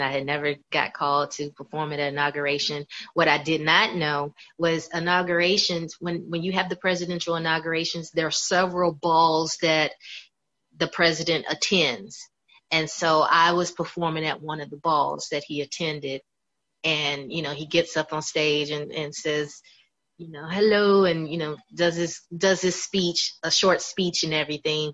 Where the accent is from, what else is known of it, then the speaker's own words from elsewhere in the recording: Tampa, Florida, United States; also born or lived in Louisville, Kentucky; now in Atlanta, United States; I grew up in Louisville, Kentucky, but I was raised in Tampa, Florida